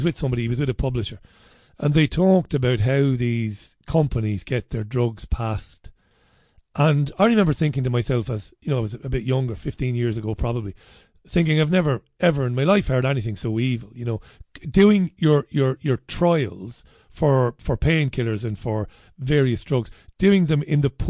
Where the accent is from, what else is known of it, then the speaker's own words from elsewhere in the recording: Ireland; me being an Irish guy